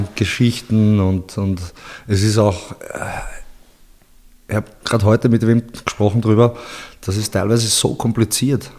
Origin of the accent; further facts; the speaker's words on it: Linz, Upper Austria, Austria; moved away as an adult; also born or lived in Bosnia and Herzegovina; now in Vienna, Austria; Ich bin in Linz, also geboren in Bosnien und ja. in Linz bin ich aufgewachsen und bin dann vor zehn, elf Jahren mittlerweile schon fast nach Wien gegangen